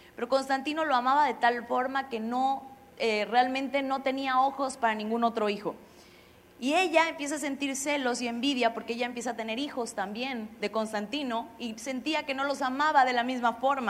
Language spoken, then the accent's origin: Spanish; Xalapa, Veracruz, Mexico; moved away; Yo soy de Jalapa